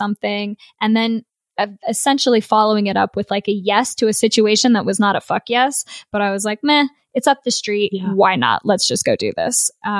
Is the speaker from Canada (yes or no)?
no; United States; moved away as an adult; also born or lived in Melbourne, Australia; I come from America. What I realized after living in Australia